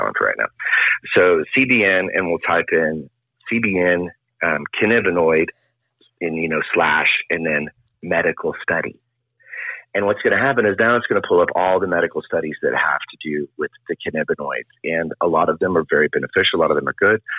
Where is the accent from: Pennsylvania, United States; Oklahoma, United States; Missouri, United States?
Oklahoma, United States; Oklahoma City; I grew up in Oklahoma City